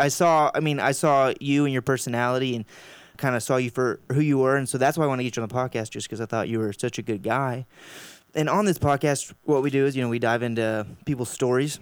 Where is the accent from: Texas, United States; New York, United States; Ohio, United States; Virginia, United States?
Texas, United States; Round Rock; Matt and I grew up in Round Rock